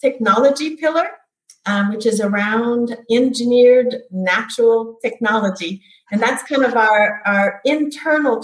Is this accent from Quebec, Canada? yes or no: yes; Gatineau, Quebec, Canada; moved away; my hometown was in Gatineau, Quebec.